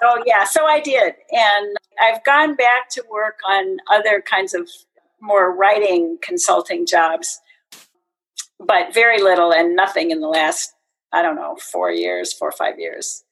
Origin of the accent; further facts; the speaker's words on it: Kirkland, Washington, United States; also born or lived in Seattle, Washington; I actually grew up and went to high school in uh, Kirkland